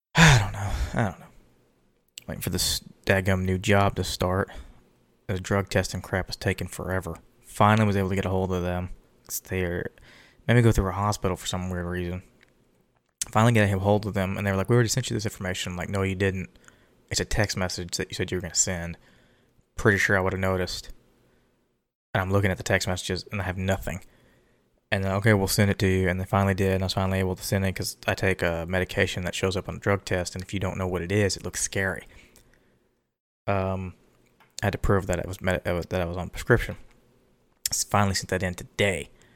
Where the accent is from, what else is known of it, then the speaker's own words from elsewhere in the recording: Texas, United States; We, we're from Texas.